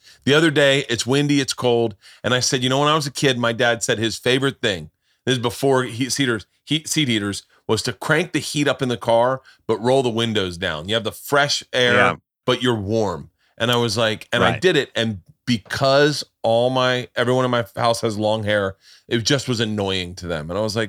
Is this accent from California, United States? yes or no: no; Florida, United States; moved away; I grew up in Florida.